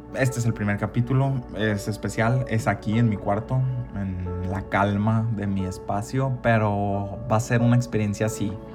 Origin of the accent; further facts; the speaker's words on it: Ciudad Obregón, Sonora, Mexico; moved away as an adult; also born or lived in Hermosillo / Mexico City; yo me fui de Ciudad Obregón hace siete años